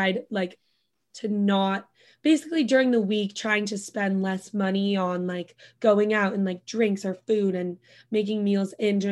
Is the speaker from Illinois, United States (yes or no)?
no; Bend, Oregon, United States; moved away as an adult; also born or lived in Santa Barbara; now in New York City, United States; 1 of my friends who I grew up with in Bend from high school